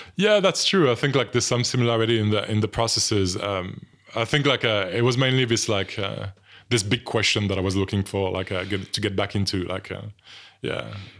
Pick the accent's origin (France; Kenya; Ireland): France; accent: French; English is a second language; moved away; some people would have picked up on my French accent already, but, um, so I'm from France